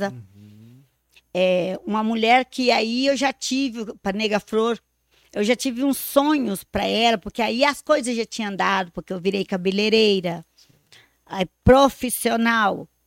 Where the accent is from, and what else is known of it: Abre Campo, Minas Gerais, Brazil; born or raised there; moved away